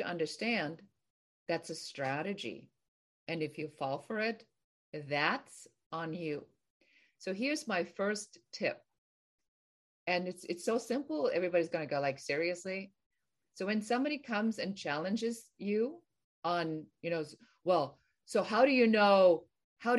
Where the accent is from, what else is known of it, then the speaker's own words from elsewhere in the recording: Germany; now in California, United States; I'm originally from Germany, and I was born and raised in Germany, and I've been here for a very long time